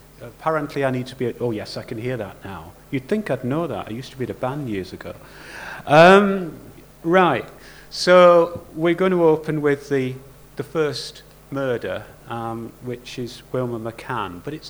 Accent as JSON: {"language": "English", "region": "Yorkshire and the Humber", "country": "United Kingdom", "said": "I'm keeping my flat cap on because I'm a Yorkshireman."}